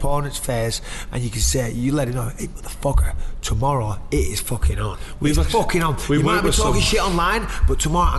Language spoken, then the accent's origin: English; England, United Kingdom; accent: English; moved away as an adult; now in California, United States; I'm the English guy fighting in America